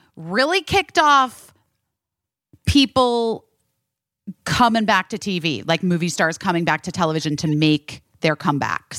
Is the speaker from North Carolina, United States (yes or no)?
no; Arizona, United States; growing up in Arizona.